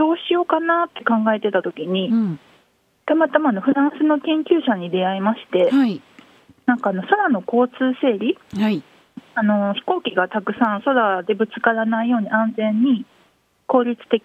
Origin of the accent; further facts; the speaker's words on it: Kyoto, Japan; now in Shiga, Japan; 私だからあの京都生まれなんです生粋の